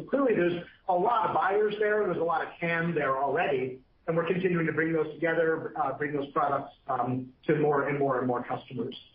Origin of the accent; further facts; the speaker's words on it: Detroit, Michigan, United States; I'm from Detroit